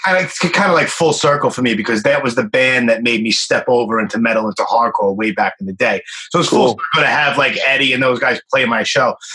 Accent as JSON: {"language": "English", "region": "New York", "country": "United States", "tie": "born or raised there", "also_born_or_lived": "Miami", "said": "born and raised in Brooklyn"}